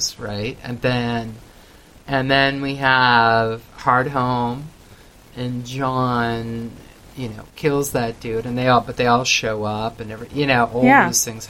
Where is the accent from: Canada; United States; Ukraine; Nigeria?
Canada; I come from Canada, you know, away from kind of the scenes.